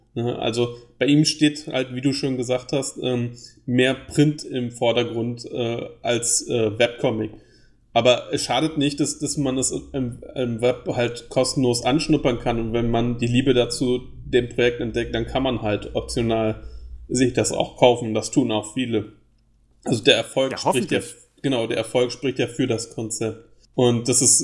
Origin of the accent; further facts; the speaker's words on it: Germany; accent: German; meinem deutschen Akzent